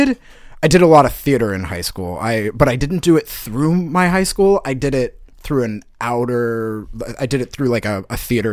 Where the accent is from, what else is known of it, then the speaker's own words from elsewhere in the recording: New England, United States; I'm from New England. We're supposed to have the dirty